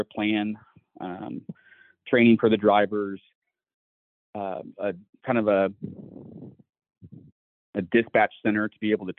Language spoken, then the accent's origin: English; Missouri, United States; moved away as an adult; growing up in Missouri, my dad was a cop and a firearms instructor